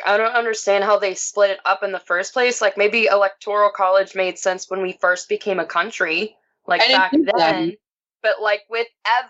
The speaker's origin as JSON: {"language": "English", "region": "Ohio", "country": "United States", "tie": "born or raised there", "moved": "yes"}